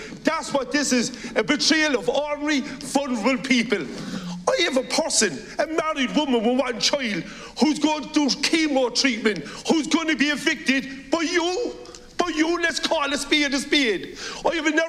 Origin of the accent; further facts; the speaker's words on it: Cork, Munster, Ireland; I come from Knocknaheeny in Cork, a working class area. I'm proud of where I come from.